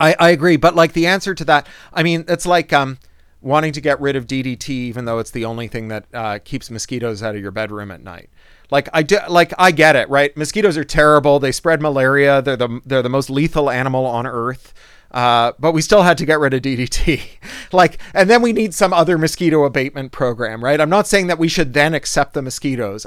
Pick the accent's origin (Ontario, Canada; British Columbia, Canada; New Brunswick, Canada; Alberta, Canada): Ontario, Canada; Toronto; I was a kid from Toronto